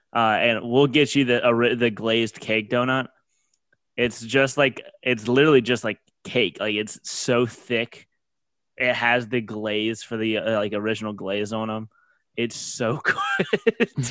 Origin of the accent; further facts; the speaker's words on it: Louisiana, United States; being from Louisiana